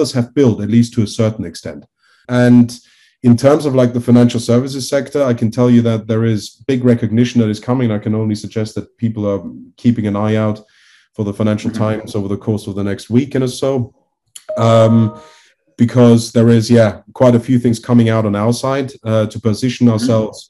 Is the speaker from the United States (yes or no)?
no; Liechtenstein; I'm originally from Liechtenstein, so it is like I grew up